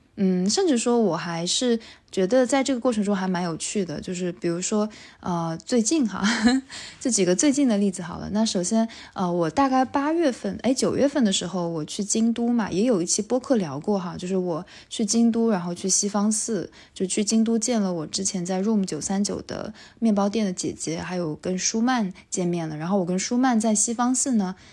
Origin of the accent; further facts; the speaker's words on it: Wuxi, Jiangsu, China; now in Tokyo, Japan; 因为我是无锡人哈